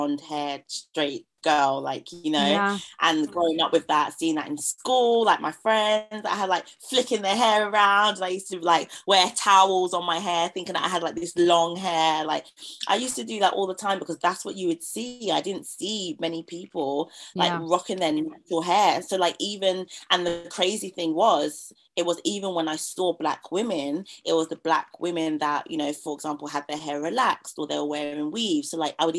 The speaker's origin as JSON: {"language": "English", "region": "London", "country": "United Kingdom", "tie": "born or raised there", "said": "Growing up in East London"}